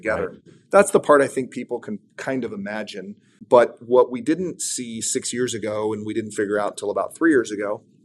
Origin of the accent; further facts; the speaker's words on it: San Diego, California, United States; be based in San Diego, where I was born